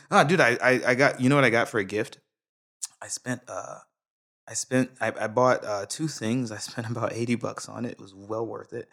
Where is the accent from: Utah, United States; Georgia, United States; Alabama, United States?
Georgia, United States; Brunswick; now in Japan; I'm from Brunswick, Georgia, man. I'm from the South, South.